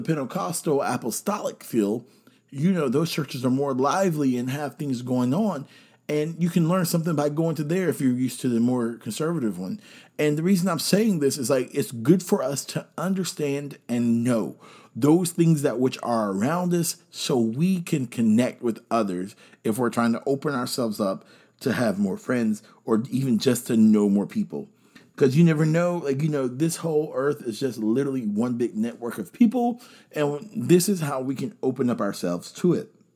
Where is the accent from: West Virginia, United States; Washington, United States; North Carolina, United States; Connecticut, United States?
North Carolina, United States; I'm here from North Carolina